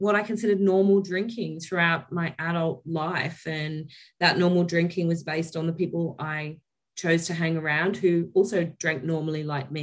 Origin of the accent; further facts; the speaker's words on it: Elands, New South Wales, Australia; moved away; also born or lived in Taree, New South Wales; I was born in Taree, but I grew up in a very small village called Elands in New South Wales.